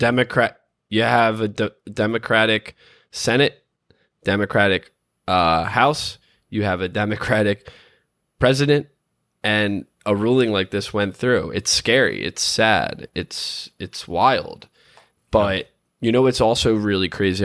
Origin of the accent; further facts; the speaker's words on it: United States; as an American